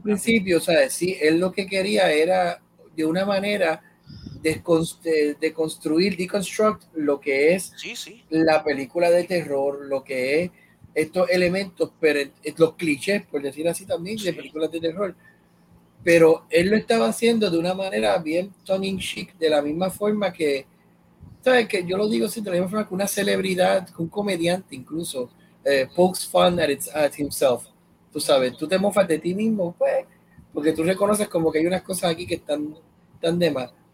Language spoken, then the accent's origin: Spanish; Puerto Rico; como puertorriqueño